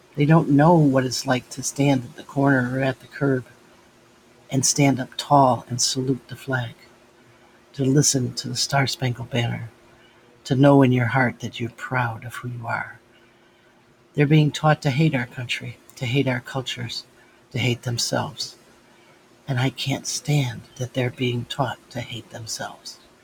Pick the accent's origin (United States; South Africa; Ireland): United States; being an American child, an American